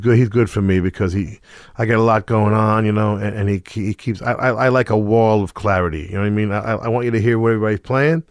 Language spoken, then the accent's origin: English; Middletown, New Jersey, United States; born or raised there